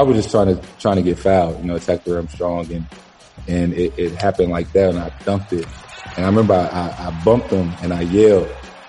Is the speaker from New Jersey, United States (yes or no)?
no; St. Louis, Missouri, United States; now in Boston, United States; we're both from St. Louis.